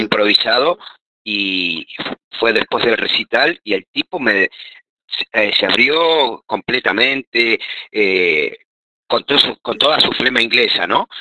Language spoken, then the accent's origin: Spanish; Argentina; nosotros como argentinos